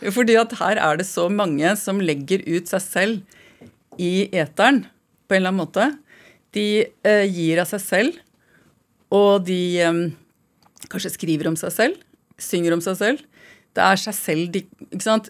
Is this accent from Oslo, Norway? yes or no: yes; Oslo, Norway; also born or lived in Trondheim; jeg har vokst opp i Oslo